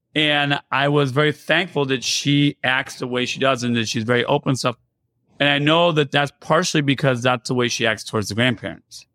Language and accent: English; United States; also born or lived in Iran; I grew up here in America, and I was originally born in Iran.